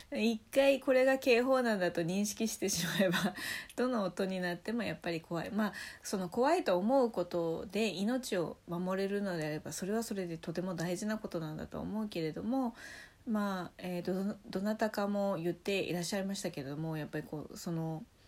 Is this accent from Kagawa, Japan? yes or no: no; Nagasaki, Japan; moved away; 私ねその長崎出身なのですごい大きい台風とか経験したことがあって